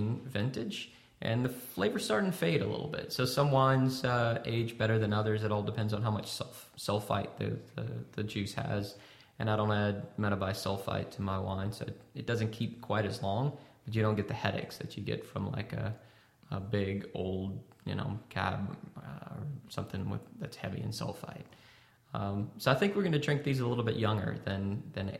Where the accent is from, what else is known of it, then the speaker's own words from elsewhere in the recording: Louisiana, United States; at the Kirkland Vineyard, we're from Louisiana